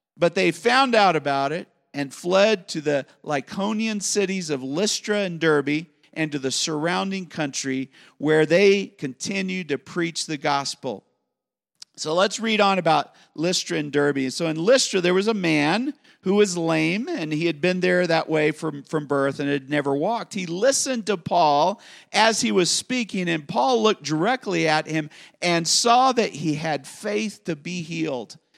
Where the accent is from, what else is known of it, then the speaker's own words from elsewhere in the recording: United States; I'm an American